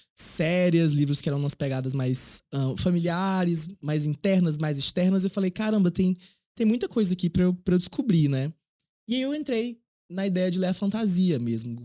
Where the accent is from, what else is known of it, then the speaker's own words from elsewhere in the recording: Piauí, Brazil; also born or lived in Teresina; quando eu fui morar em Teresina, na capital do estado, para fazer ensino médio